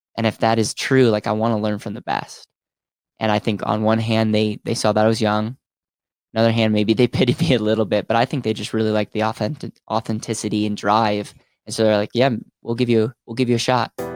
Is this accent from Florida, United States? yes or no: no; Stevens Point, Wisconsin, United States; University of Stevens Point, which was my hometown